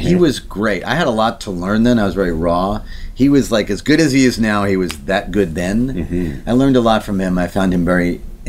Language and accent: English; New York City, New York, United States; I grew up in Queens, so you can't avoid the streets.